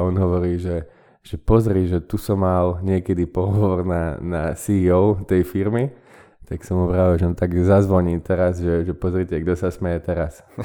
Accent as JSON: {"language": "Slovak", "town": "Banská Bystrica", "region": "Banská Bystrica Region", "country": "Slovakia", "also_born_or_lived": "London / Netherlands", "moved": "as an adult", "lives_now": "Bratislava, Slovakia", "said": "ja som z Banskej Bystrice"}